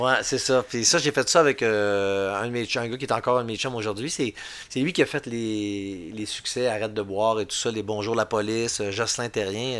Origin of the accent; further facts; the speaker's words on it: Bois-Francs, Quebec, Canada; je viens de, du centre du Québec, Bois-Franc. Puis, quand j'étais jeune, c'était le comté de mégantique